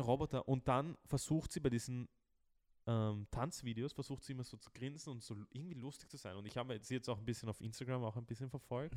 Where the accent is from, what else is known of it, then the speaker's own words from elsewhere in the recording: Austria; bei uns in Österreich